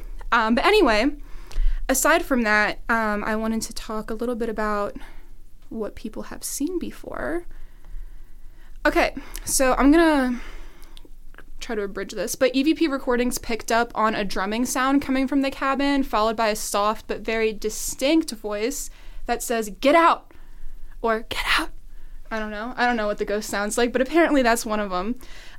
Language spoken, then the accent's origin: English; Southern Maryland, United States; moved away; Cam mentioned not St. Mary's County, but Southern Maryland, and that's where I'm from.